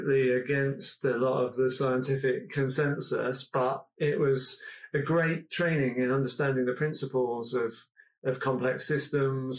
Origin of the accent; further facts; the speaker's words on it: Nailsea, South West England, United Kingdom; I come from Nailsea near Bristol.